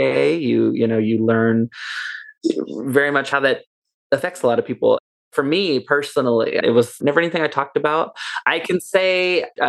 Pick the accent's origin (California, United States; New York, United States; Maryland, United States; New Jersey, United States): California, United States; Dublin; also born or lived in Oakland, California; when we were very young, she moved us to Dublin, California. We moved to the Tri-Valley